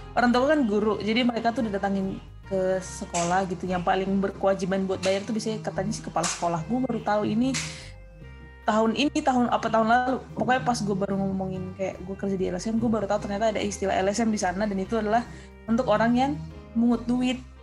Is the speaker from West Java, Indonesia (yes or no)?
no; Tapanuli, North Sumatra, Indonesia; now in Jakarta, Indonesia; gue kan dari Tapanuli